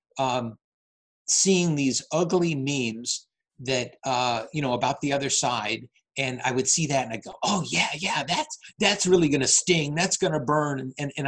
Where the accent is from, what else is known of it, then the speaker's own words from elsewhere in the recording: Natick, Massachusetts, United States; moved away as an adult; also born or lived in Charleston, South Carolina; now in Framingham, United States; I'm originally from Natick, and I moved back here.